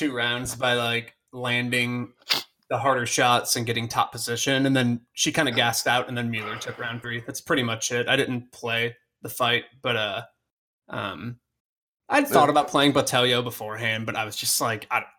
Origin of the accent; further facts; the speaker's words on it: United States; I'm an ignorant American